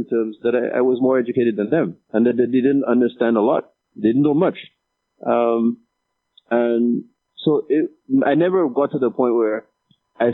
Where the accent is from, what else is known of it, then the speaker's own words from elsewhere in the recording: Dominica; moved away as an adult; also born or lived in Marigot, Dominica; I studied the Bible a lot growing up in Dominica